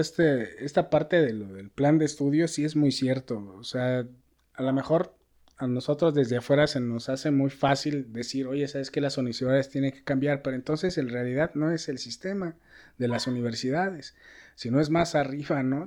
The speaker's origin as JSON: {"language": "Spanish", "country": "Mexico", "said": "la mentalidad que tenemos nosotros. No quiero decir como mexicanos"}